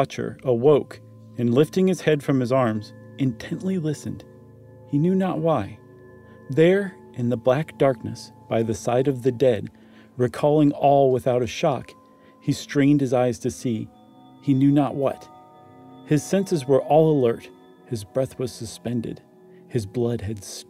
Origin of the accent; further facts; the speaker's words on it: Ohio, United States; I grew up in Ohio